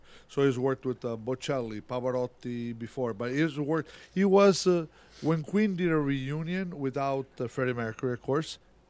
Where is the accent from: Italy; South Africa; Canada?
Italy; now in Rochester, United States; I grew up in Italy.